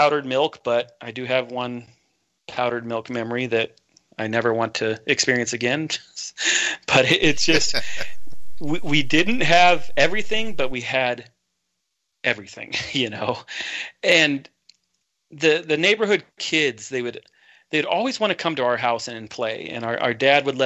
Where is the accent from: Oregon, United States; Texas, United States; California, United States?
Oregon, United States; Portland; I was born in Portland, Oregon, a little town called, or a suburb, we call it St. John's